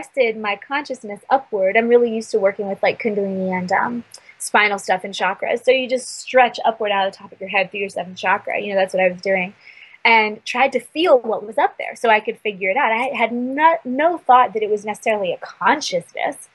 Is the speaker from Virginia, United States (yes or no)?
yes; Virginia, United States; now in Sedona, United States; I grew up in Virginia